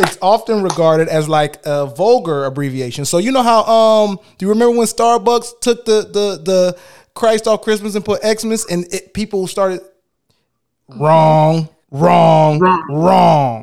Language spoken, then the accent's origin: English; Detroit, Michigan, United States; I'm in Detroit, man. That's where I'm from. I'm from Detroit.